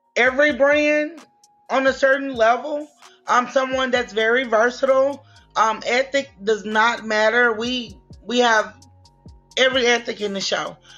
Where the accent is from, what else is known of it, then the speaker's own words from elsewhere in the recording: Shreveport, Louisiana, United States; I'm from Shreveport, Louisiana